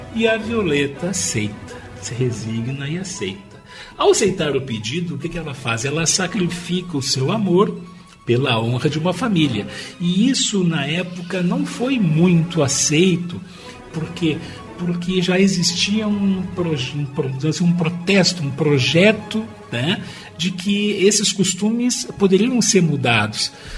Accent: Brazil; nós somos nascidos no Brasil

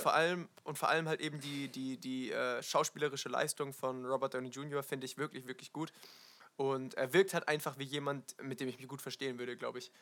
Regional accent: Wiesloch, Baden-Württemberg, Germany; ein Stadtteil in äh, Wiesloch, also meinem Heimatdorf

